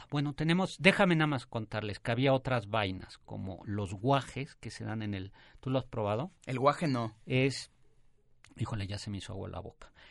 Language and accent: Spanish; Uruapan, Michoacán, Mexico; De Michoacán, y, de Uruapan.